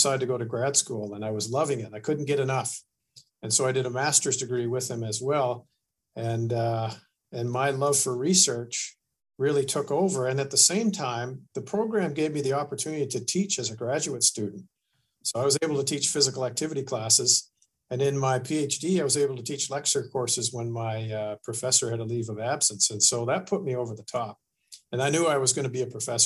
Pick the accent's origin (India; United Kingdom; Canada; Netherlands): Canada; Ontario; moved away as an adult; also born or lived in Nova Scotia; I was born and raised in Ontario